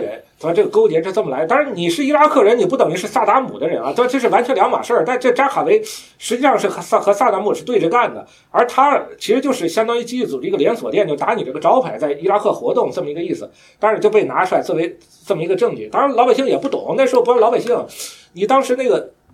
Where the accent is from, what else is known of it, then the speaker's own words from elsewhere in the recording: China; 我们中国人民